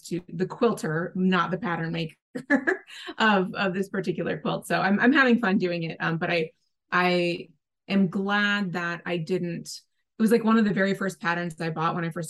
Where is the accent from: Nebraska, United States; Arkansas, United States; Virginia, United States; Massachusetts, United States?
Nebraska, United States; my home state of Nebraska. That's where I grew up